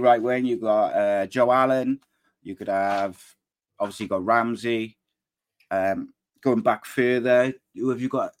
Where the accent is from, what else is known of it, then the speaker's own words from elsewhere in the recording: Manchester, North West England, United Kingdom; accent: Manchester; It's my Manchester accent.